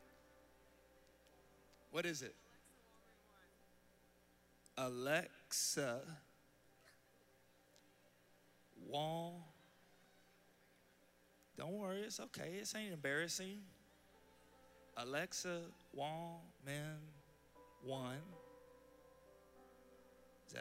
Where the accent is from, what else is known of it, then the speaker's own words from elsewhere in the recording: Charlotte, North Carolina, United States; I'm from Charlotte, North Carolina